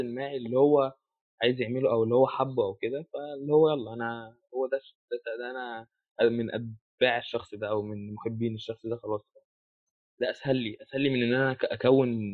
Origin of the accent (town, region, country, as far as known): Egypt